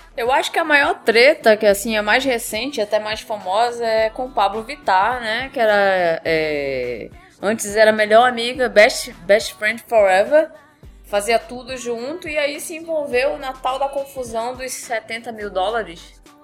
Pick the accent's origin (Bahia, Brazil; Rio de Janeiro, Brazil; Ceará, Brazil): Rio de Janeiro, Brazil; sou de Honório Gurgel, meu, meu filho. Sou de Honório Gurgel real.